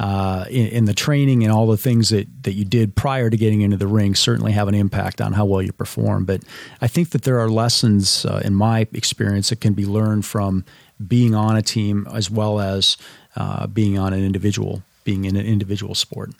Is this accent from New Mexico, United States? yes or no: no; Minnesota, United States; I grew up in Minnesota